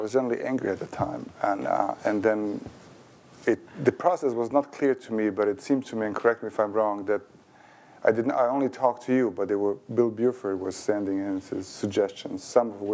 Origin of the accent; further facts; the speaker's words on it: Sarajevo, Federation of Bosnia and Herzegovina, Bosnia & Herzegovina; first language Bosnian; English is a second language; moved away as an adult; also born or lived in Chicago, United States; now in United States; I was born in Sarajevo in 64